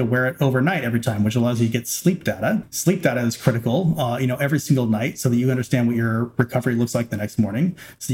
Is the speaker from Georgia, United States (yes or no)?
no; Arroyo Grande, California, United States; moved away; also born or lived in Silicon Valley / Washington, D.C. area; my hometown of Arroyo Grande, California